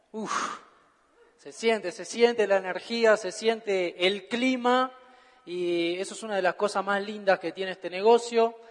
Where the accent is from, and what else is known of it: Argentina